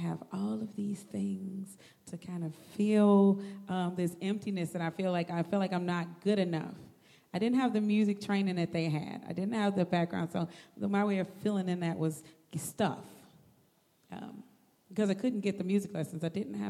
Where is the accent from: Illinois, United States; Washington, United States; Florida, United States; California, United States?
Illinois, United States; Chicago; I grew up here in Chicago, born and raised